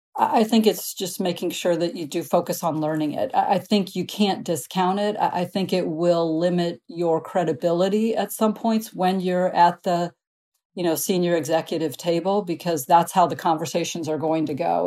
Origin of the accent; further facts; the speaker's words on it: Midwest, United States; I grew up in the Midwest